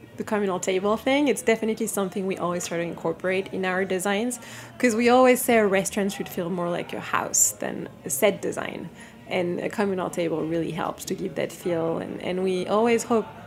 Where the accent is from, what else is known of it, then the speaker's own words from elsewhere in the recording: Paris, Île-de-France, France; moved away; I grew up in Paris, and food was always a big thing in my family